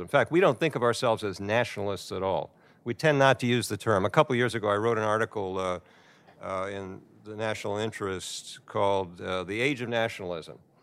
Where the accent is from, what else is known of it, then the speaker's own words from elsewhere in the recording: United States; I'm American